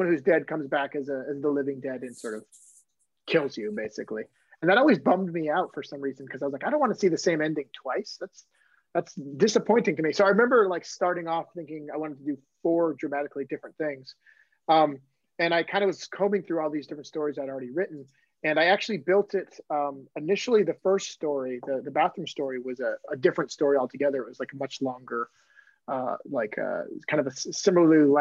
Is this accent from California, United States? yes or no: no; Maine, United States; I'm from Maine